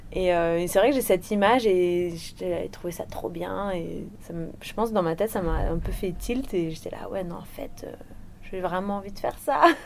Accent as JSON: {"language": "French", "country": "Réunion", "tie": "born or raised there", "also_born_or_lived": "Le Puy-en-Velay, Haute-Loire, France", "said": "je suis née en Haute-Loire et euh, mes parents ont déménagé à La Réunion. J'avais 20 mois à peu près."}